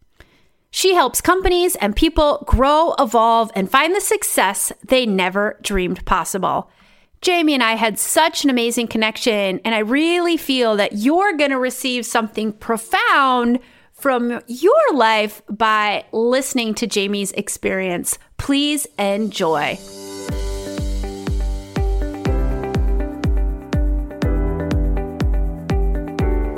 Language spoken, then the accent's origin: English; South Dakota, United States; now in The Hague, Netherlands; I grew up in South Dakota where the next town over was like 30 miles away